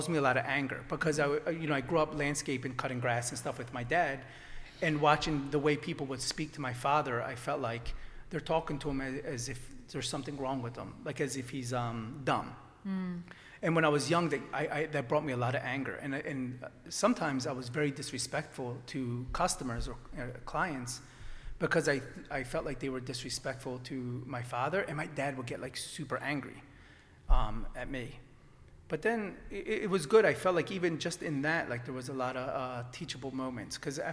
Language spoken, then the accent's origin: English; Warminster, Pennsylvania, United States; also born or lived in Italy; I grew up in Warminster. My family's from Italy, but I was born here